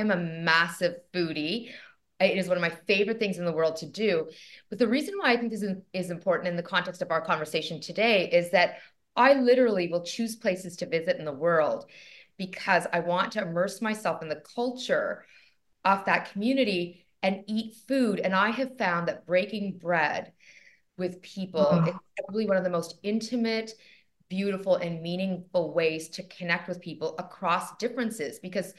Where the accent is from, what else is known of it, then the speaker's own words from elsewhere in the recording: Toronto, Ontario, Canada; I'm so Canadian in many ways, because I am Canadian, joining you from Toronto, Canada.